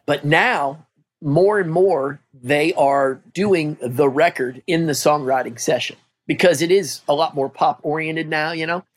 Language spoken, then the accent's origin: English; Midwest, United States; moved away as an adult; also born or lived in Nebraska; I'm from the Midwest.